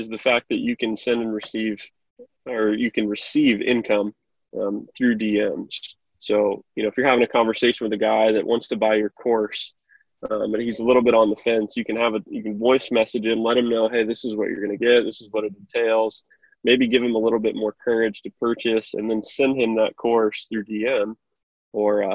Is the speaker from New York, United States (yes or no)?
no; Kokomo, Indiana, United States; I'm from Kokomo, Indiana, and I love my city, love my town.